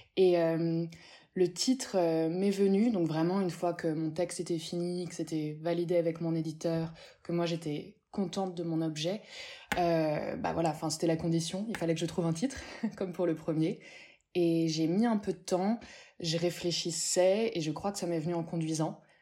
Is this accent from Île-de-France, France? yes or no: yes; Paris, Île-de-France, France; J'ai grandi dans le 18e, j'ai grandi à Pigalle, je suis née là-bas